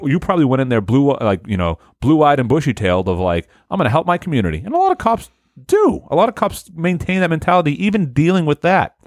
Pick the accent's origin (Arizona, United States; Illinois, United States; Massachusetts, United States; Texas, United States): Massachusetts, United States; Haverhill; I, from Haverhill.